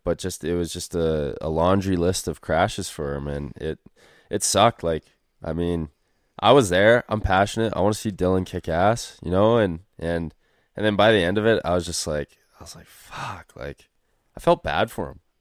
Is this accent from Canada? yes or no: yes; Canada; we didn't have any distinct Canadian accents by any means and didn't tell people we're Canadian